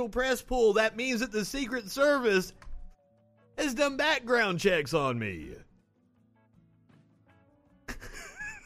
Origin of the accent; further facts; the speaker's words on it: Kentucky, United States; moved away as an adult; also born or lived in Tennessee; now in Alabama, United States; I'm from Kentucky, went to college in Tennessee. I'm living in Alabama right now.